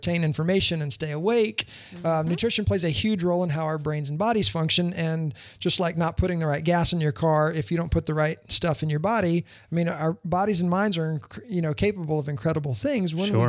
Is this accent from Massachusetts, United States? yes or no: no; Louisiana, United States; also born or lived in Leesburg, Florida; now in Winter Garden, United States; I grew up in Louisiana, but I've been here since 98